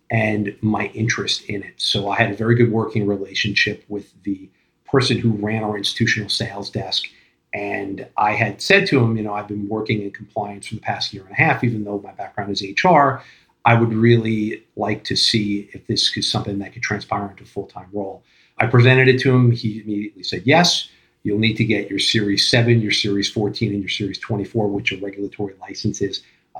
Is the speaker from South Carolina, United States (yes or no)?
no; Long Island, New York, United States; moved away as an adult; also born or lived in Brooklyn; now in New Jersey, United States; Born and raised on Long Island, moved into Brooklyn when I was 22